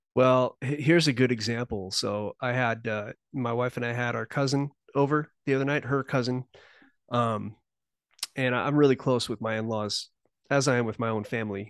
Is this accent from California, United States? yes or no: yes; Southern California, United States; moved away; I was born in Southern California. I now live in the mountain region